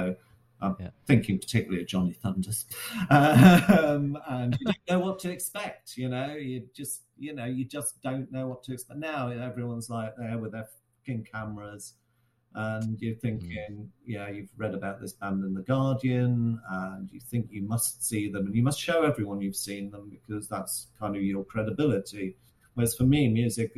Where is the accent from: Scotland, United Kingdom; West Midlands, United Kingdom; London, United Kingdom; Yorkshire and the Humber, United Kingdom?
West Midlands, United Kingdom; Shrewsbury; back in my hometown of Shrewsbury